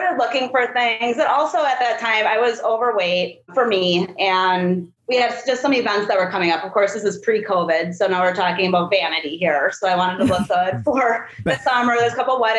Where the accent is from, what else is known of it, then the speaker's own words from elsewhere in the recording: Wisconsin, United States; accent: UP; moved away as an adult; now in Sacramento, United States; I'm from Wisconsin, so I have this weird accent too that most people can't really understand